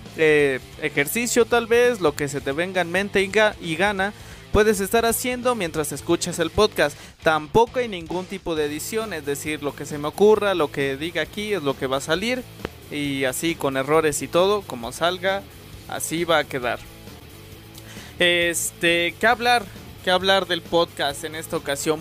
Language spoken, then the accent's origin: Spanish; Mexico; somos mexicanos